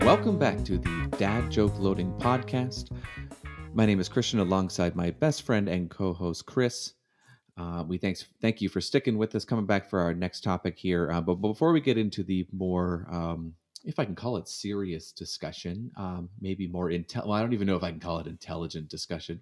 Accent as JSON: {"language": "English", "country": "Canada", "tie": "born or raised there", "moved": "as an adult", "lives_now": "United States", "said": "I grew up in Canada, and moved to the United States."}